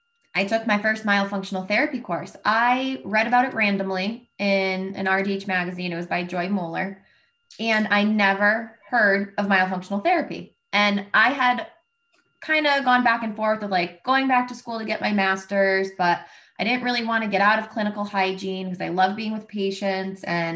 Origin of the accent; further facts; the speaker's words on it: Connecticut, United States; I'm from Connecticut.